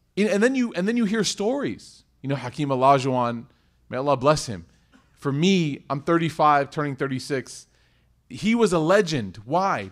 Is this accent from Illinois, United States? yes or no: yes; Chicago, Illinois, United States; I was in Chicago. and it was my hometown